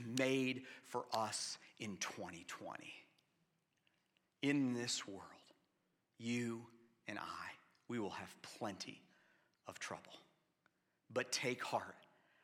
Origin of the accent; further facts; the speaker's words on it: Atlanta, Georgia, United States; I grew up in Atlanta in the 1980s